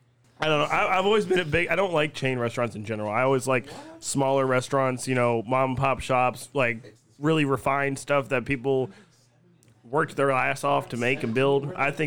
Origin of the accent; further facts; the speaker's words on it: California, United States; I'm from California.